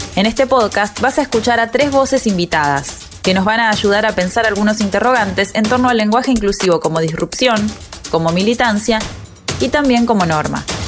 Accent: Río de la Plata, Argentina; accent: Rioplatense; en Argentina, o mejor dicho, en la región rioplatense hablamos así como me estás oyendo

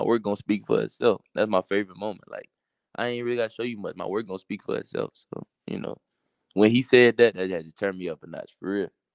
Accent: Baton Rouge, Louisiana, United States; I'm from Baton Rouge

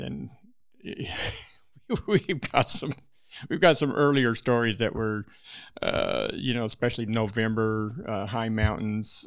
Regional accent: Wyoming, United States; I was born and raised in Wyoming

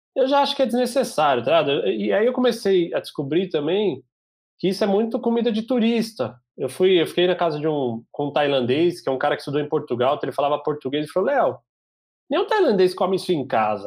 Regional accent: Brazil; eu não sou americano, meu, eu sou brasileiro

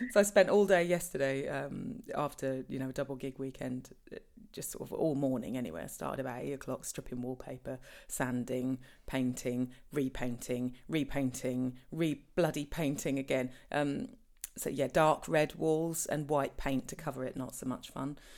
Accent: Norfolk, East of England, United Kingdom; we're from Norfolk

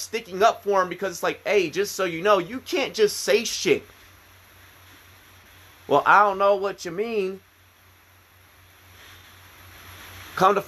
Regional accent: Virginia, United States; I went to school growing up in Virginia

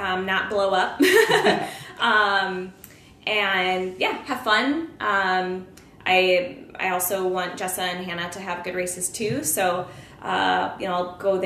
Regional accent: Peoria, Illinois, United States; I grew up in Peoria

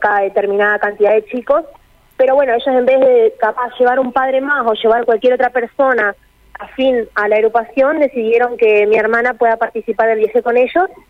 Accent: Chajarí, Entre Ríos, Argentina; nosotros somos de Chajarí, Entre Ríos, queda bien al norte de la provincia

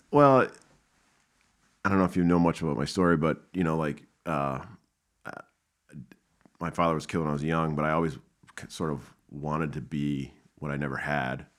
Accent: Minnesota, United States; I'm from Minnesota

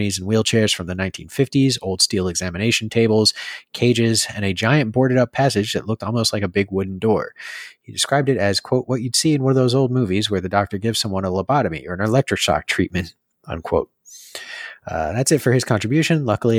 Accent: Marlboro, New Jersey, United States; So I grew up in Marlborough in the mystical realm of central New Jersey.

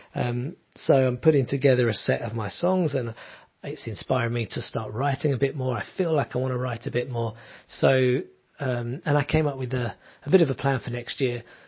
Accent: London, United Kingdom; moved away as an adult; now in southern Italy; I'm from London

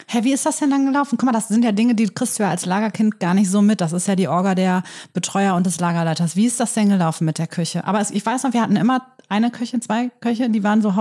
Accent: Germany; Ich bin ja in der Lamberti-Gemeinde groß geworden

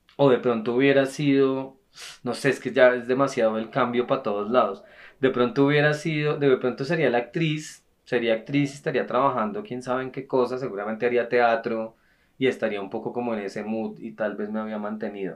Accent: Bogotá, Bogotá Capital District, Colombia; nosotros los tres nacimos en Bogotá

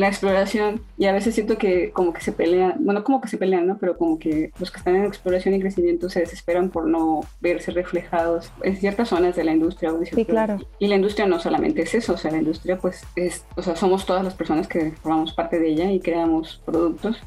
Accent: Mexico; soy mexicana, entonces crecí con ella

